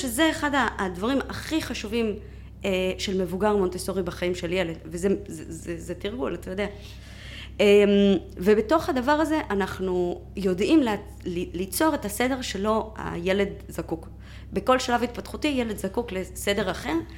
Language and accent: Hebrew; Mexico; moved away as an adult; now in Israel; בגיל 18 עליתי לארץ, אה, וכו' וכו', מאיפה? ממקסיקו. אה, כן, אני באתי במקסיקו, במקסיקו. נולדתי, גדלתי שם